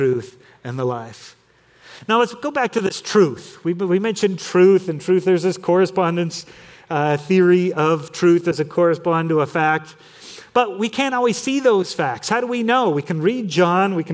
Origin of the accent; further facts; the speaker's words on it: Torrance, California, United States; where I grew up in Torrance, California